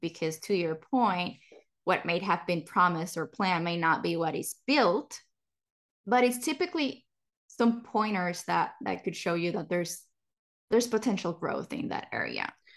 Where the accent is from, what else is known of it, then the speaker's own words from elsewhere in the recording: Puerto Rico; now in Texas, United States; growing up in Puerto Rico